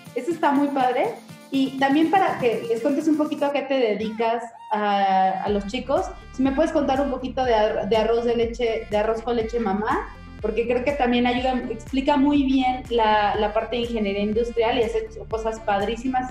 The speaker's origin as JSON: {"language": "Spanish", "country": "Mexico", "said": "todos los mexicanos tuviéramos"}